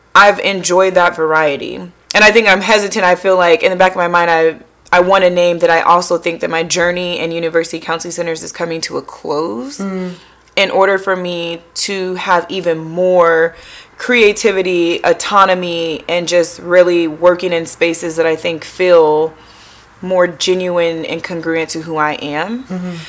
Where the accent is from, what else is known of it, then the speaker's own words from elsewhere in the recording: Tacoma, Washington, United States; now in Delaware, United States; I am a transplant, so I am from the West Coast, Tacoma, Washington specifically, now living in Delaware